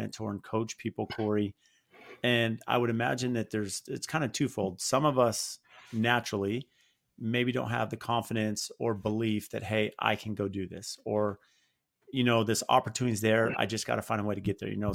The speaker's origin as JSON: {"language": "English", "town": "Phoenix", "region": "Arizona", "country": "United States", "said": "I'm from Phoenix"}